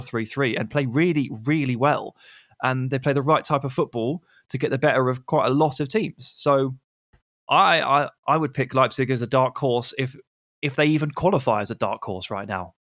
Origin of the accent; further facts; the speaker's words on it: England, United Kingdom; as an English person